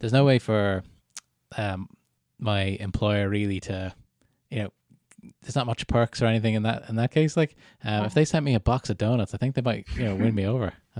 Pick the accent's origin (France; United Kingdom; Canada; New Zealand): Canada; moved away; I was born in Canada, lived there for 9 years altogether